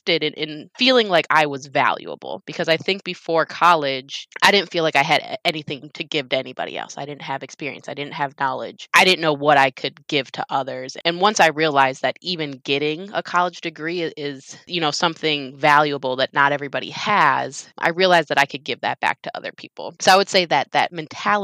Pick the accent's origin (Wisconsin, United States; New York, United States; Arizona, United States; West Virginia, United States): Wisconsin, United States; moved away as an adult; now in Houston, United States; I was born and raised in Wisconsin